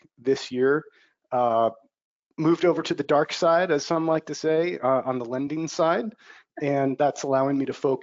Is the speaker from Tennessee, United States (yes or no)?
no; Bay Area, California, United States; moved away as an adult; also born or lived in Los Angeles, United States; I'm from the Bay Area